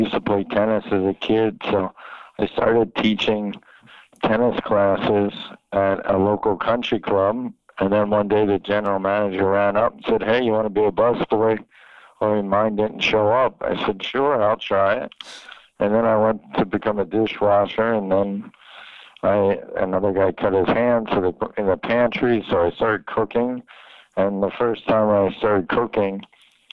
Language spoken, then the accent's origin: English; Philadelphia, Pennsylvania, United States; moved away as an adult; also born or lived in New York City / Miami; I'm from Philadelphia